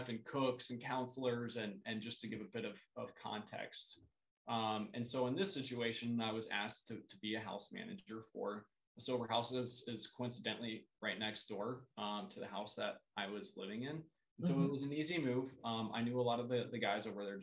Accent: Columbus, Ohio, United States; moved away as an adult; now in St. Paul, United States; where I grew up in Columbus, Ohio, sober living was not a thing

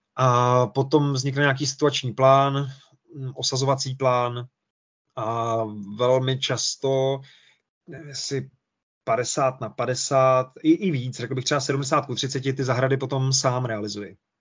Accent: Czechia; my jako Češi

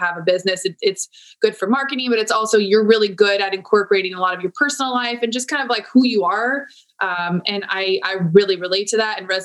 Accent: San Diego, California, United States; I'm born and raised in San Diego

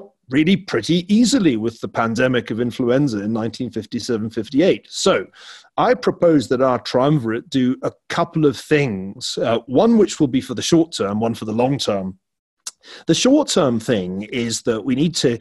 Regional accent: Glasgow, Scotland, United Kingdom; where I grew up in Glasgow, there was this kind of curious snobbery

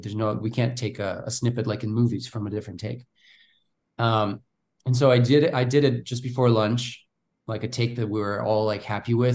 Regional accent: Bulgaria; English is a second language; moved away as an adult; I'm from Bulgaria

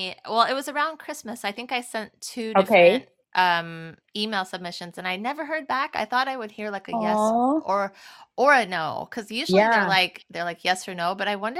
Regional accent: Moline, Illinois, United States; moved away as an adult; also born or lived in Los Angeles / Chicago; 18 and I was right out of high school and I knew nothing. And I moved to LA from Moline, Illinois, which is pretty small town.

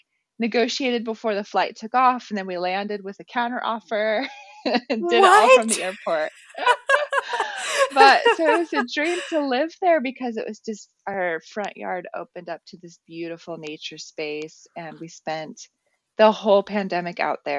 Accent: El Paso, Texas, United States; also born or lived in Netherlands; now in Portland, United States; I am originally from El Paso, Texas, currently living in Portland, Oregon

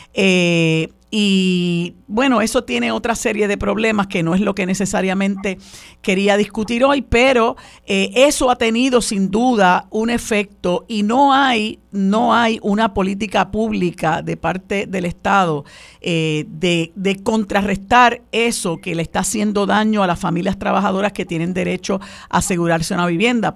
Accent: Puerto Rico; nuestra identidad como puertorriqueños y puertorriqueñas

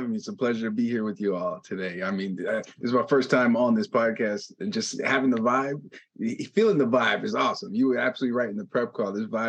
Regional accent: Los Angeles, California, United States; I'm born and raised in Los Angeles

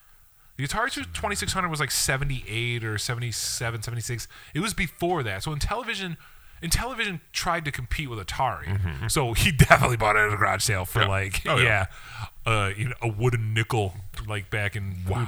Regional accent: Blue Island, Illinois, United States; I grew up in Blue Island.

